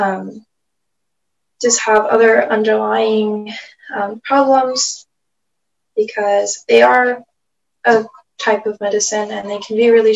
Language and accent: English; California, United States; I am from the Nashville people in California.